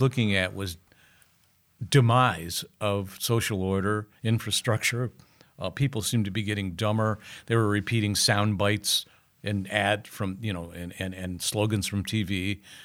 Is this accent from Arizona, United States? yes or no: no; Akron, Ohio, United States; growing up in Akron.